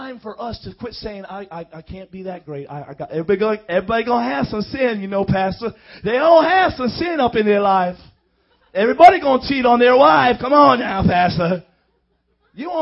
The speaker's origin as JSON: {"language": "English", "town": "Miami", "region": "Florida", "country": "United States", "said": "I come from Miami"}